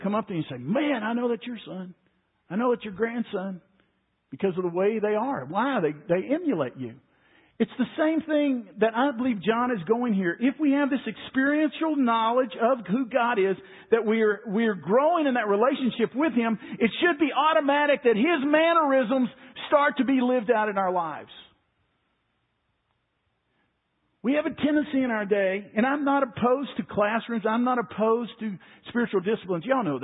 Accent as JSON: {"language": "English", "town": "Waco", "region": "Texas", "country": "United States", "tie": "born or raised there", "said": "Growing up in Waco, when I was 10 years old, we went over to First Baptist Church Waco"}